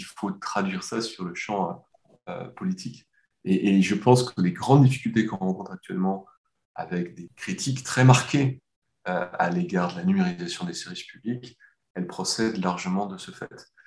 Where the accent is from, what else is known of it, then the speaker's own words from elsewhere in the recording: France; en tant que Français